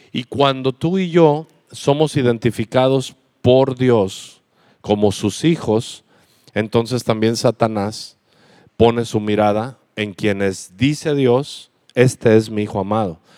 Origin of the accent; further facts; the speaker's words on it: Mexico City, Mexico; Y le dije, sí, sí, soy chilango.